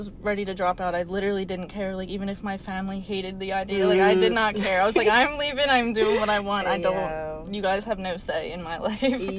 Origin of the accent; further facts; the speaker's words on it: Aston, Pennsylvania, United States; I grew up in Aston, went to Sun Valley High School